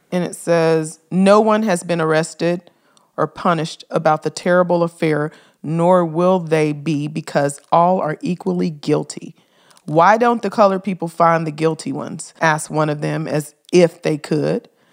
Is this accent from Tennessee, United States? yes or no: yes; Memphis, Tennessee, United States; Memphis. That's my hometown